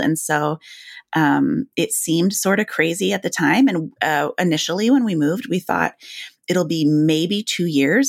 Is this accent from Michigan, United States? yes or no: yes; Grand Rapids, Michigan, United States; moved away as an adult; also born or lived in Illinois; I grew up, you know, in Illinois and Michigan